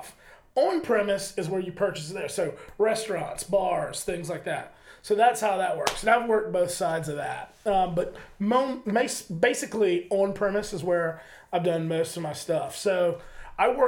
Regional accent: Augusta, Georgia, United States; I grew up in Augusta, Georgia

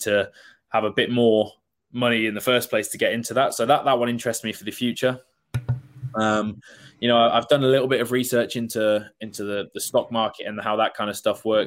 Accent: Worcester, West Midlands, United Kingdom; So I'm from Worcester

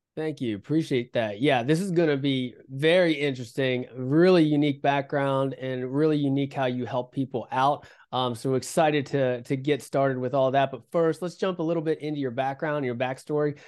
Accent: West Virginia, United States; I, I grew up in West Virginia

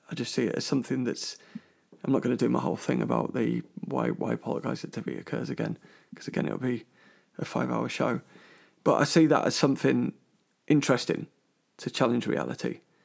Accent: London, United Kingdom; moved away; I'm from London originally, a big Chelsea supporter.

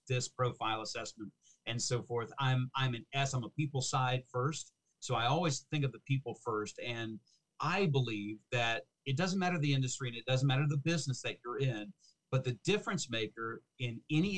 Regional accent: Cincinnati, Ohio, United States; also born or lived in Fort Worth, Texas / Seattle, Washington; I grew up in Cincinnati, Ohio

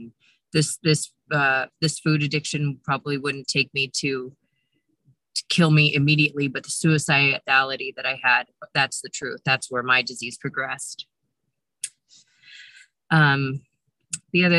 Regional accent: Modesto, California, United States; I'm from Modesto, California, but I'm currently in Lake Tahoe, California, sitting in my car

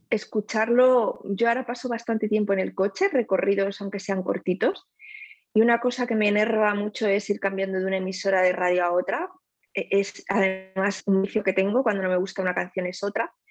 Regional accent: Spain; also born or lived in Netherlands; yo soy española y holandesa y mm, trabajo en la Embajada de Países Bajos

